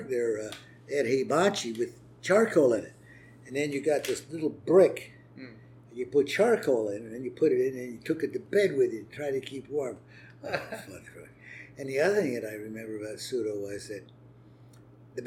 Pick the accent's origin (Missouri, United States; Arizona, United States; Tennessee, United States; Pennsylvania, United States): Pennsylvania, United States; Allentown; also born or lived in Philadelphia, Pennsylvania / New Hope, Pennsylvania; I was born in Philadelphia, but brought up in a little town called Allentown